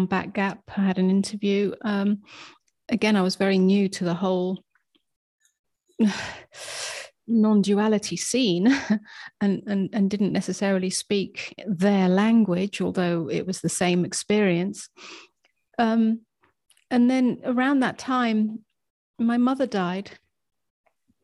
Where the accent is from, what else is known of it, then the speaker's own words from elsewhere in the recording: England, United Kingdom; moved away as an adult; now in United States; I was brought up as English